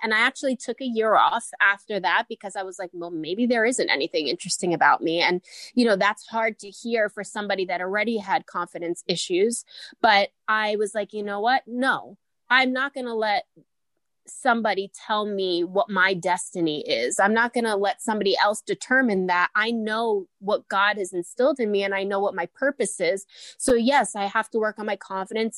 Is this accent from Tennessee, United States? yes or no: no; New York City, New York, United States; I grew up in Howard Beach, Queens, New York